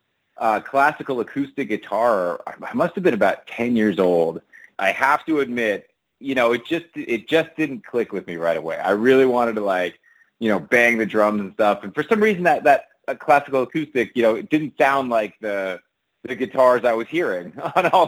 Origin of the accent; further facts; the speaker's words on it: Toronto, Ontario, Canada; growing up in Toronto